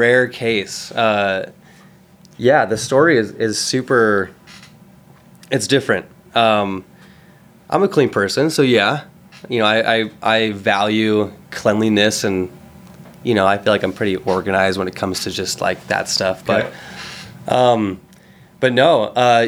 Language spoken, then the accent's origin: English; Laguna Beach, California, United States; moved away as an adult; now in Utah, United States; I grew up in Laguna Beach, California.